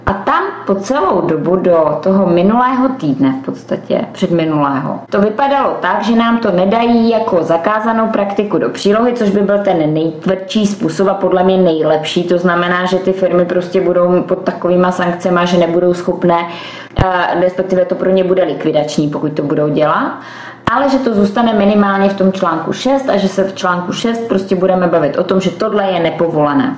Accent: Czechia

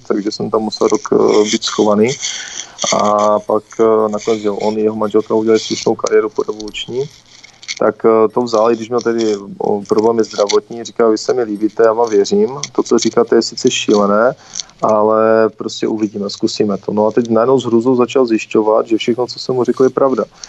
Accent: Karviná, Moravian-Silesian Region, Czechia; já jsem z Karviné

